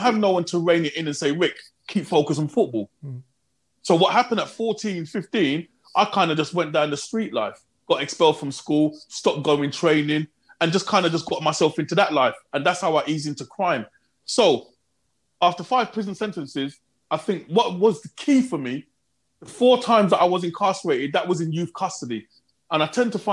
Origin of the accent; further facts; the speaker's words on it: London, United Kingdom; moved away as an adult; also born or lived in Birmingham; I'm coming from London